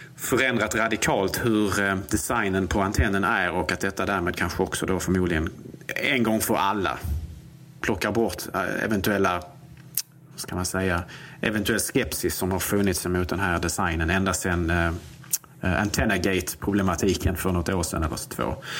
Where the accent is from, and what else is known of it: Sweden